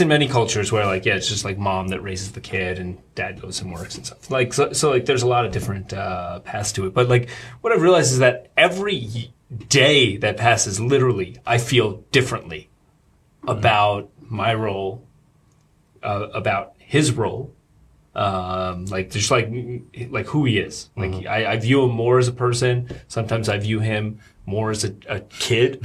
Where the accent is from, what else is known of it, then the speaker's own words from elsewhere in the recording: Rockland County, New York, United States; moved away as an adult; now in Shanghai, China; I grew up in uh, uh, Rockland County. It's like suburbs of New York